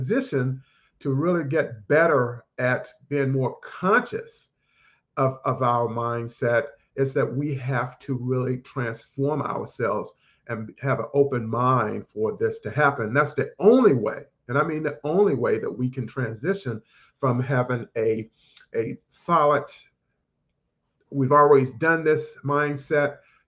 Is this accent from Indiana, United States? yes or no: no; North Carolina, United States; I grew up in North Carolina, started out working in my parents' grocery store at the age of 10